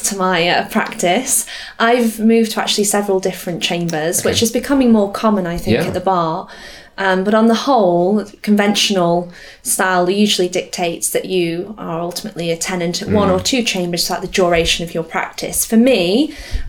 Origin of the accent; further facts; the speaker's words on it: Staffordshire, West Midlands, United Kingdom; moved away as an adult; also born or lived in London; I come from the Staffordshire area.